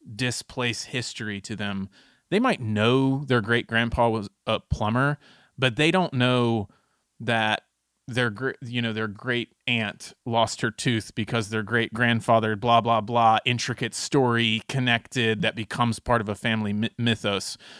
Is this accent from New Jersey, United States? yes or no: no; Texas, United States; as a Texan